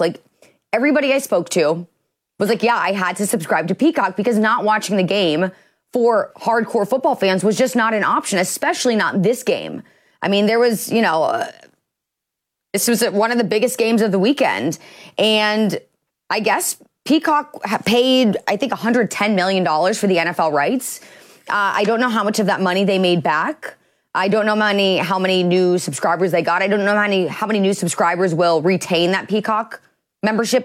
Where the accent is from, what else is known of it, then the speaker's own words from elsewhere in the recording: Midwest, United States; I'm from the Midwest.